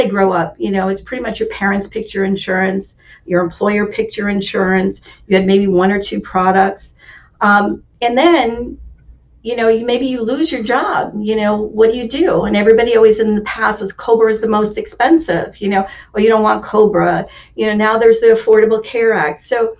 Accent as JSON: {"language": "English", "country": "Germany", "tie": "born there", "said": "I grew up in, well, I was born in Germany. I grew up in up north"}